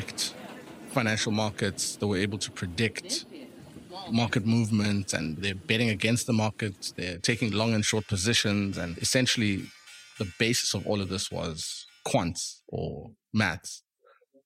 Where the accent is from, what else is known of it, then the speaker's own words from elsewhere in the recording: Eastern Cape, South Africa; moved away as an adult; now in Cape Town, South Africa; we grew up in the Eastern Cape. I'm first generation South African. So I was the first person in my family born here